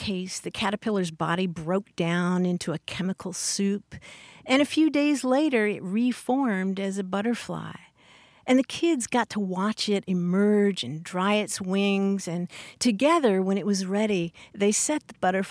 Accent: Louisville, Kentucky, United States; accent: Southern; moved away; my hometown of Louisville, Kentucky

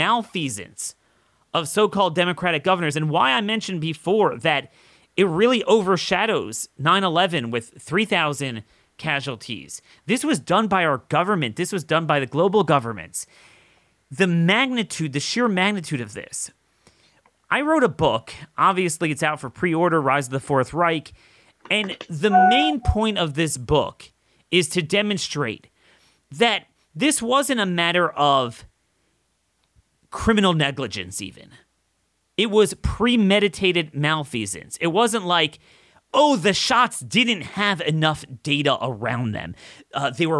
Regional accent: Maryland, United States; here in my home state of Maryland

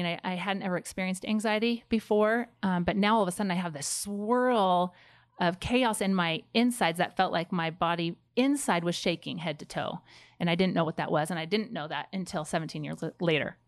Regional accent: Pleasanton, California, United States; moved away as an adult; also born or lived in Rexburg, Idaho; I grew up in Pleasanton, which is the Bay Area of California

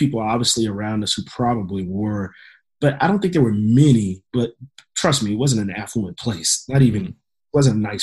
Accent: Louisiana, United States; I grew up in Louisiana

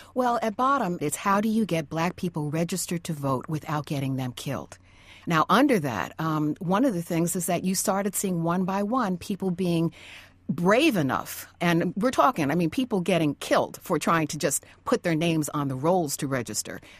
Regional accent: Tarrytown, New York, United States; moved away as an adult; I'm coming from Tarrytown, New York, you know, where the policeman is your friend

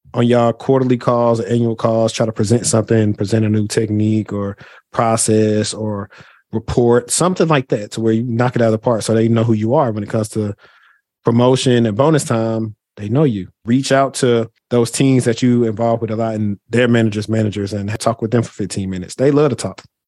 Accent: Shreveport, Louisiana, United States; now in Dallas, United States; I'm from Shreveport, Louisiana.

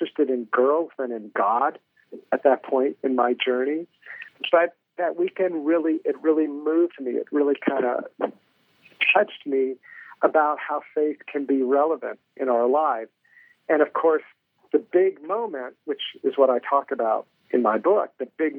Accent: Hampton, Virginia, United States; Well, I'm from Virginia. I grew up in Hampton, Virginia

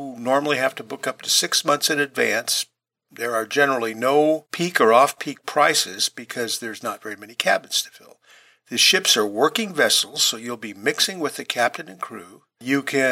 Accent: California, United States; a lot of people that I grew up around in California

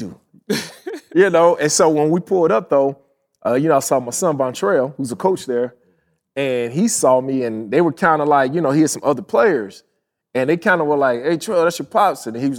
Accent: Chicago, Illinois, United States; I'm representing from Chicago. Chi-town.

